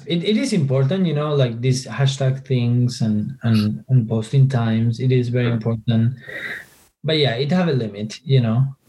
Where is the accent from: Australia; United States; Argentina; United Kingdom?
Argentina; I'm from argentina i was born in argentina